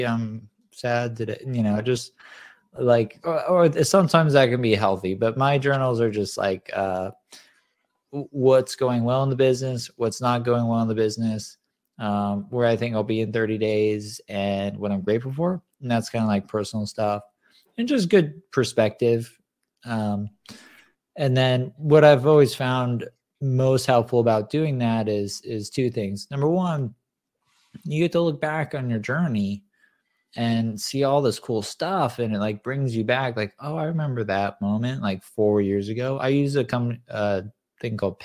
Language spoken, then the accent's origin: English; Southern California, United States; I grew up in Southern California.